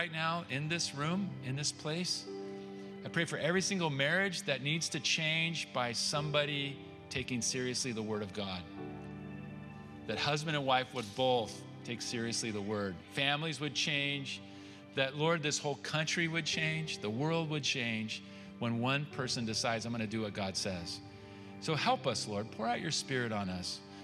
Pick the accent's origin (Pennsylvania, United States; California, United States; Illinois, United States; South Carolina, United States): California, United States; I'm from California